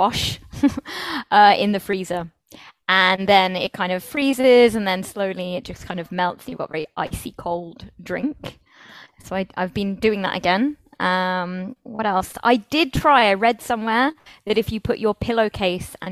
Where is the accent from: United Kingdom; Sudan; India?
United Kingdom; moved away as an adult; now in Spain; being British